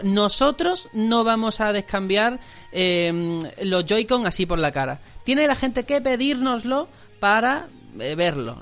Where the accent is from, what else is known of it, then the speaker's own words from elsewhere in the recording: Algeciras, Andalusia, Spain; now in Fuenlabrada, Spain; Yo soy fuenlabreño de adopción porque soy de Algeciras, aquí estoy viviendo.